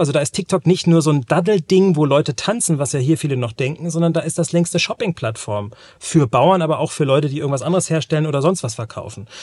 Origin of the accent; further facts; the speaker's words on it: North Sea coast, Germany; moved away; in einem Dörfchen, da wo ich groß geworden bin, an der Nordseeküste